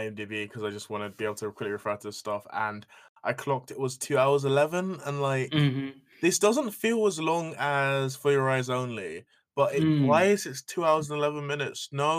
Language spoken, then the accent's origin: English; United Kingdom; I am still British.